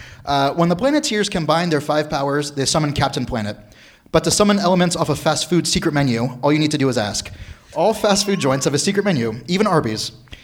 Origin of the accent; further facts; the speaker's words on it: the South, United States; Yeah, I'm from the South. Prosciutto.